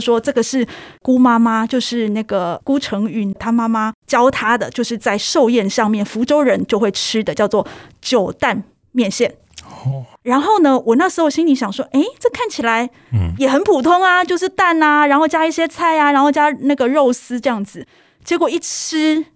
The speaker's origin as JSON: {"language": "Chinese", "region": "Taichung", "country": "Taiwan", "said": "身为台中人"}